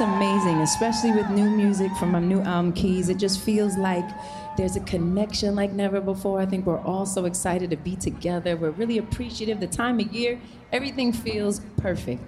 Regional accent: New York, United States; I'm a New Yorker

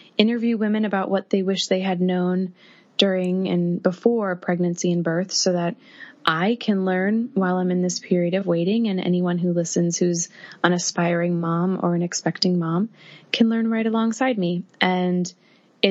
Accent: Massachusetts, United States; moved away as an adult; now in New York City, United States; I live in New York City, and I'm originally from Massachusetts

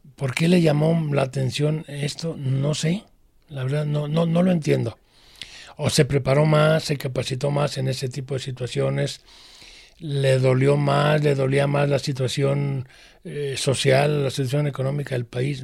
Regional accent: Guadalajara, Jalisco, Mexico; born or raised there

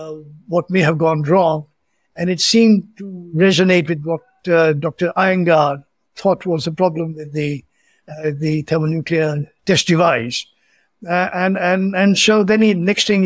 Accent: India; also born or lived in Belgaum, Karnataka, India; my hometown was just 48 miles away.

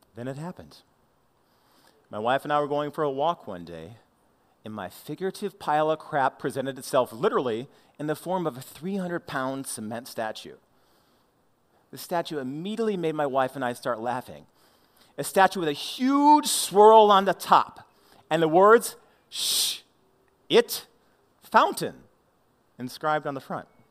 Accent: St. Louis, Missouri, United States; I was the awkward kid growing up in Saint Louis.

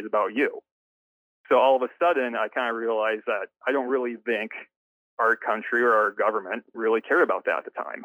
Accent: Oceanside, California, United States; I grew up in San Diego, in a town called Oceanside.

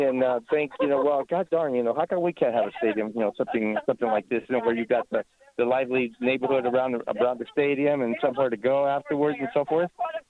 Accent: Central Coast, California, United States; we're from Central Coast, California.

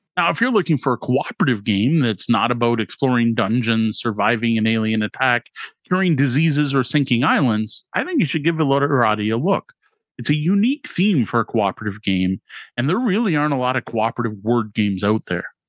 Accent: Canada; as a Canadian

